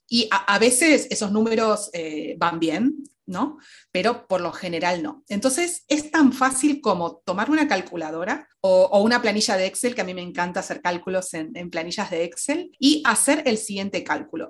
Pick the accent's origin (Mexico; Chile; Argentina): Argentina; moved away as an adult; now in Madrid, Spain; soy argentina, pero actualmente vivo en Madrid ya desde hace dos años